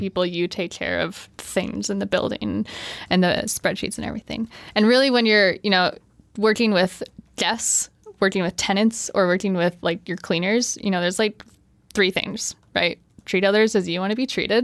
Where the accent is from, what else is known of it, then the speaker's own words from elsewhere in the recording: Sioux Falls, South Dakota, United States; now in Colorado, United States; I grew up in Sioux Falls, South Dakota